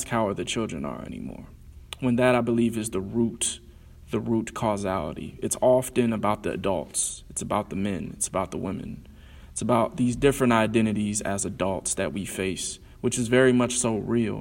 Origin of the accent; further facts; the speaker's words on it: Columbus, Ohio, United States; also born or lived in Alabama; I was born in Alabama, raised in Columbus, Ohio